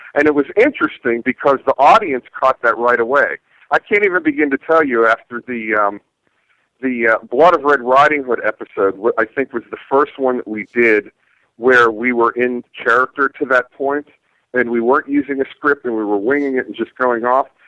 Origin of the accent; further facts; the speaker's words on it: Canonsburg, Pennsylvania, United States; moved away; went back to my hometown where I know people